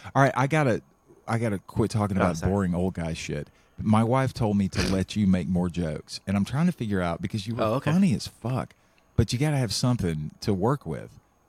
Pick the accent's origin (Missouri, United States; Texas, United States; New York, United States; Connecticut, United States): Texas, United States; Waco; I'm from Waco, but, you know, I'm not a religious freak or something.